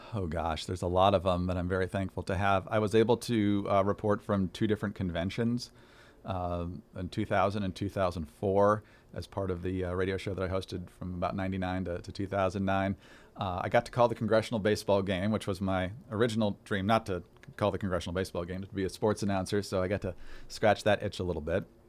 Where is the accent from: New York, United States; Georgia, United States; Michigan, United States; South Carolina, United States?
Michigan, United States; Upper Peninsula of; when I was growing up in the Upper Peninsula of Michigan